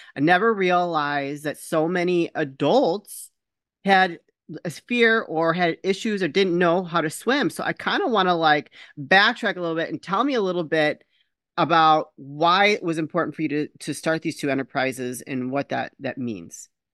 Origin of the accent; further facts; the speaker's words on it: Chicago, Illinois, United States; also born or lived in Michigan; I was born here in the Chicago area. We moved to Michigan for a short period